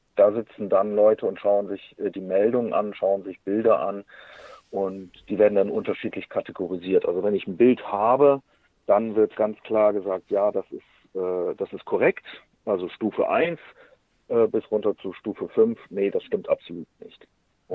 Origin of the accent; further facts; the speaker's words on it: Germany; bei uns in Deutschland